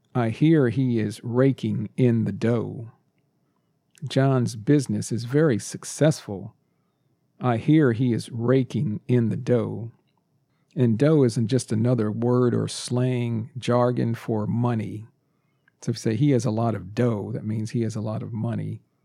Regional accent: United States; born or raised there; first language English; also born or lived in Texas

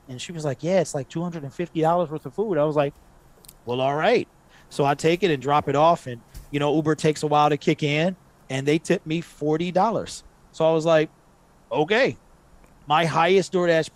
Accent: Detroit, Michigan, United States; I've always been a West Sider.

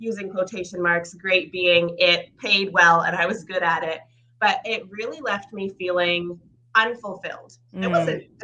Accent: Canada; also born or lived in Ukraine; So I am originally from Ukraine, which means a lot more now to people than it did a couple of years ago, but we had immigrated to Canada when I was 2 years old

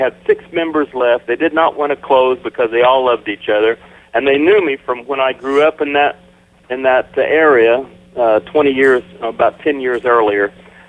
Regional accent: Indiana, United States; And I was in my hometown in Indiana. It was an auto town.

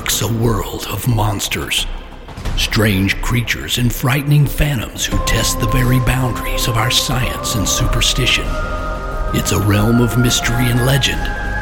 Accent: the South, United States; I'm from the South

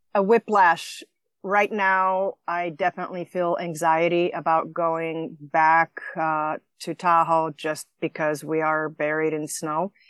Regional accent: Slovenia; moved away; I grew up in former Yugoslavia, uh, in a small little country on a northwest corner in Slovenia bordering Italy and Austria

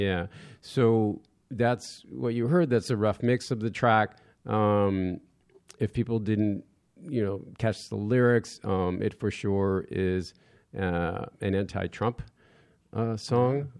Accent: Westport, Connecticut, United States; I grew up in Westport, Connecticut

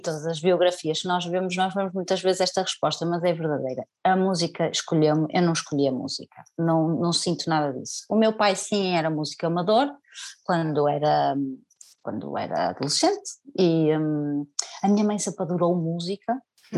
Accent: Senhora da Hora, Norte, Portugal; moved away as an adult; also born or lived in Porto; now in Alentejo, Portugal; ainda na Senhora da Hora, onde eu nasci, ou seja, que era, pronto, era uma terra pequena

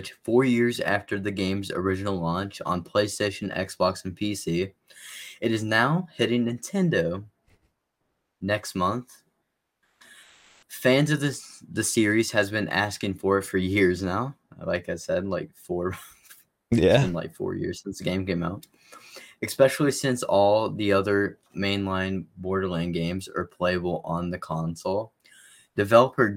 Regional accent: West Virginia, United States; we're from West Virginia

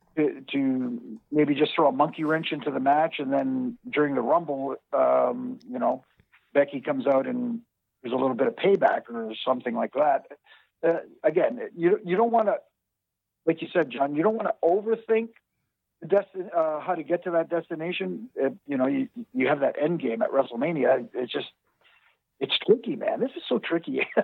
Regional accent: Canada; I'm Canadian

